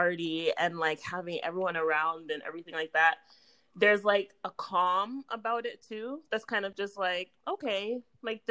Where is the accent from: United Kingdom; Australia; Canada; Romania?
Canada; Brampton, Ontario; Brampton, I was from Brampton